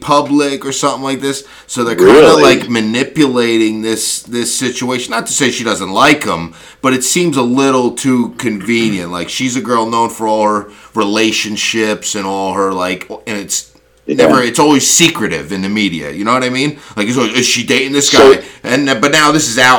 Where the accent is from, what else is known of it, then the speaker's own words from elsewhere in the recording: New Jersey, United States; We are from Jersey. Like, we are from Jersey